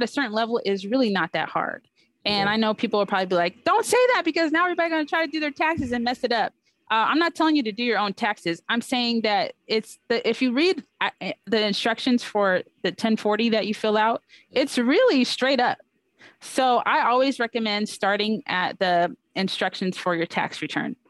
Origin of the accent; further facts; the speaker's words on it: Orange County, California, United States; I grew up in Orange County, California from age 7th grade to 12th grade